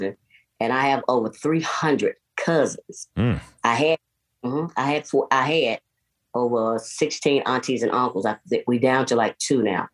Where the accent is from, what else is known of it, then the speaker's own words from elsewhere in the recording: Nashville, Tennessee, United States; J.C. Napier Homes, right off of Lafayette.